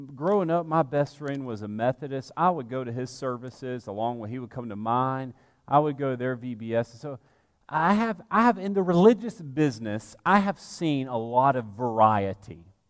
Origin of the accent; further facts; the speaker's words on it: Alabama, United States; moved away as an adult; also born or lived in Georgia / New Orleans, Louisiana; now in Lexington, United States; I grew up in the Deep South, in Alabama